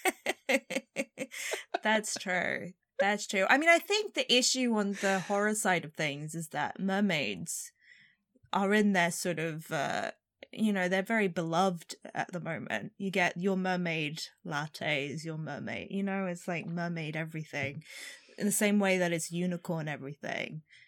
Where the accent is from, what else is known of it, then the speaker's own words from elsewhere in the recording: Arizona, United States; I'm from Arizona